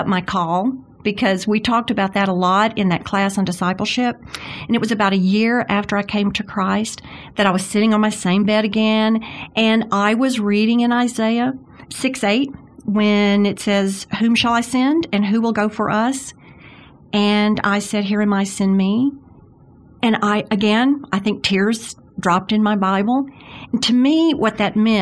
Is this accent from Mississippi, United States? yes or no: yes; Jackson, Mississippi, United States; I grew up in Jackson, Mississippi, which is so much like Birmingham